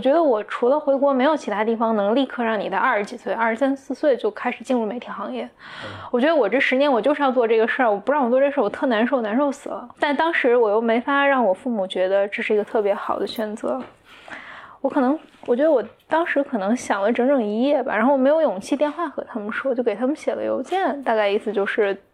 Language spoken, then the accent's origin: Chinese; Anhui, China; 我的家乡就在安徽的一个可能三线城市这样